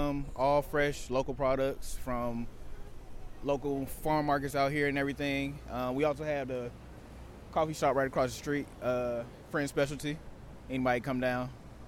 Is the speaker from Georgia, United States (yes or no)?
yes; Atlanta, Georgia, United States; now in Youngstown, United States; I grew up in Atlanta, Georgia, but I was born here, so I just came back to my roots, if anything.